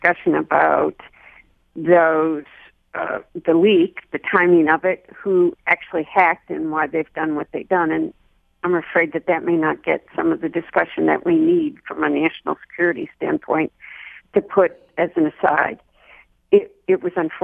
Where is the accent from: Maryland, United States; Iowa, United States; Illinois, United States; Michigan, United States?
Michigan, United States; Dearborn; my hometown is Dearborn